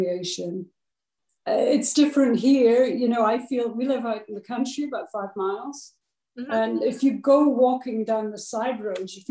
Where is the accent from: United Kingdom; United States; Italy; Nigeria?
United Kingdom; Scotland; moved away; as a child, I grew up in Scotland.